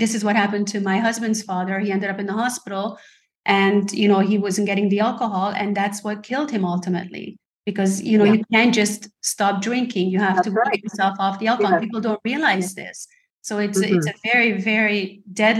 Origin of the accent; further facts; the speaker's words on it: Hungary; moved away; I'm from Hungary originally